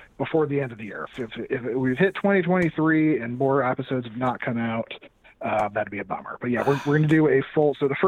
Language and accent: English; Southern California, United States; moved away; I'm from Southern California originally